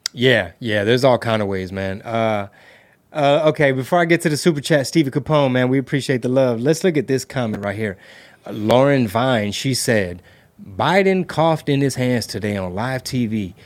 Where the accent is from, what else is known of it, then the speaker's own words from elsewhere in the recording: United States; growing up in the United States of America